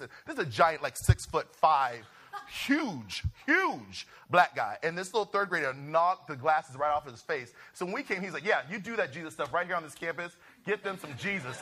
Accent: Ventura, California, United States; moved away as an adult; now in Los Angeles, United States; I'm from Ventura, California. You know, raised in a beach town

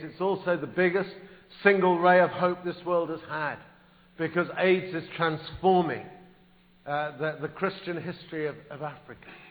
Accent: England, United Kingdom; moved away as an adult; now in United States; I am English

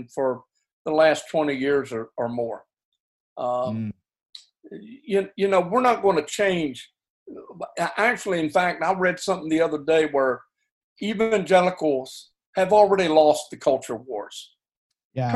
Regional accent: United States; I'm an American by birth

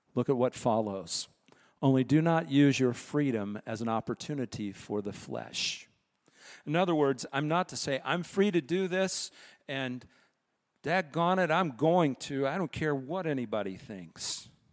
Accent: United States; as American citizens

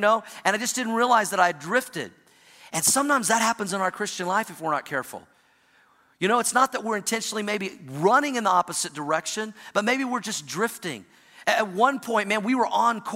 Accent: Oklahoma, United States; also born or lived in Missouri / Indiana; now in Colorado, United States; I grew up in the Midwest in Oklahoma, spent some time in Missouri and Indiana, now live in Colorado

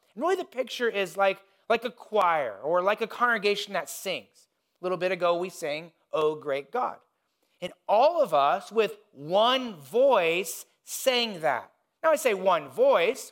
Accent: Indiana, United States; I grew up in Indiana

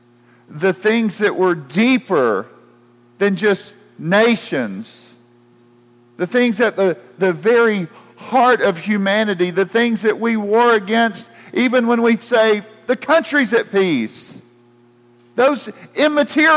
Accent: United States; as an American

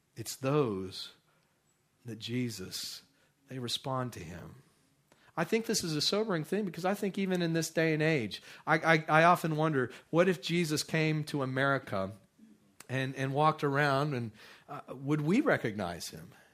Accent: Midland, Texas, United States; I grew up out in Midland, Texas, and that place is pretty barren

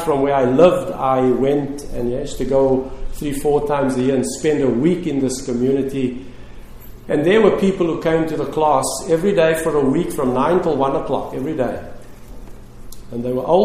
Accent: Cape Town, Western Cape, South Africa; Lorraine and I, my wife who is with me today, we grew up in Cape Town, South Africa, and that's where we lived and continue to live

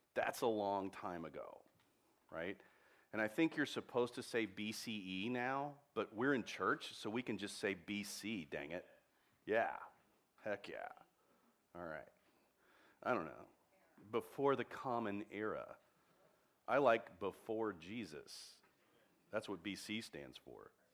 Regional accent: Texas, United States; I'm a Texan

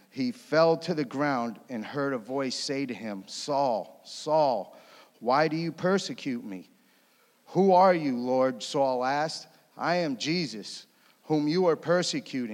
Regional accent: Connecticut, United States; moved away as an adult; I grew up in Connecticut.

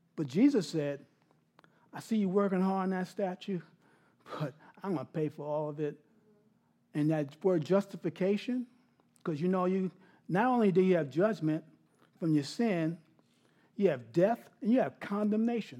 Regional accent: New York City, New York, United States; I grew up in New York City, big yard, Queens, South Ozone Park, right outside of, out of um, Kennedy Airport

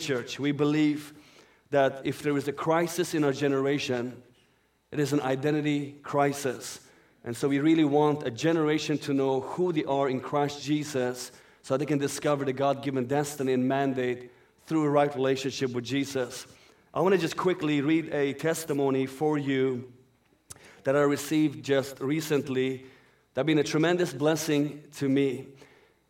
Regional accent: Sweden; first language Persian; English is a second language; also born or lived in Iran; That's my native language for those who do not know. I'm born in Iran and raised up in Sweden.

